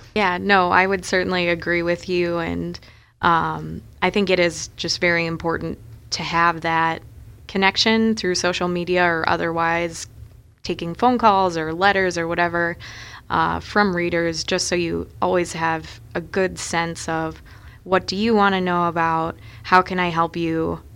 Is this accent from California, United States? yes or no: no; Minneapolis, Minnesota, United States; moved away as an adult; also born or lived in Chicago; now in Sioux Falls, United States; growing up in Minneapolis, uh, we had the Star Tribune at our house every day